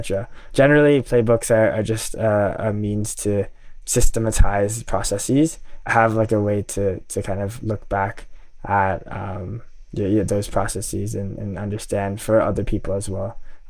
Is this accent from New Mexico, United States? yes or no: no; New York City, New York, United States; also born or lived in Tokyo, Japan; I grew up kind of in New York City and Tokyo over the past 18, 19 years, just going back and forth between public schools.